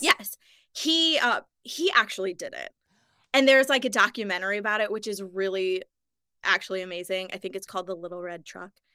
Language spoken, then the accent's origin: English; St. Louis, Missouri, United States; now in Los Angeles, United States; growing up in Missouri